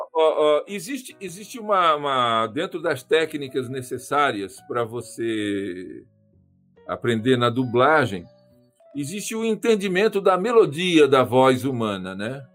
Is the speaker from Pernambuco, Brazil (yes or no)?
no; Marília, São Paulo, Brazil; moved away; sou de Marília, né? Se vocês não conhecem, interior do estado de São Paulo